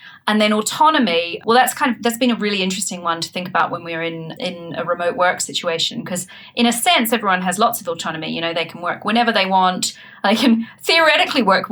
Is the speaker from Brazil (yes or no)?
no; New Zealand; now in United Kingdom; I'm from New Zealand, so I also, you know, I grew up in a different country, a different culture.